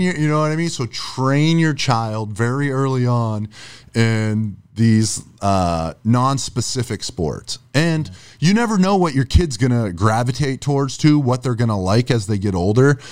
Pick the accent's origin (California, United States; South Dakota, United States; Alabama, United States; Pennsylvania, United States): Pennsylvania, United States; Erie; now in Florida, United States; I'm from up north. I'm from Erie, Pennsylvania